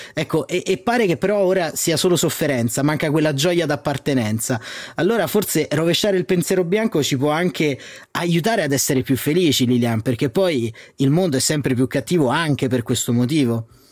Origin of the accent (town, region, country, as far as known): Italy